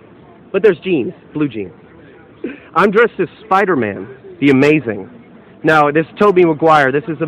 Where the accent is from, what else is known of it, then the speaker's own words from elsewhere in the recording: St. Louis, Missouri, United States; we're both from St. Louis.